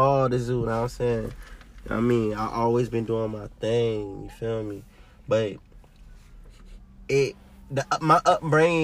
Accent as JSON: {"language": "English", "town": "Virginia Beach", "region": "Virginia", "country": "United States", "tie": "born or raised there", "said": "I'm from Virginia Beach, Virginia"}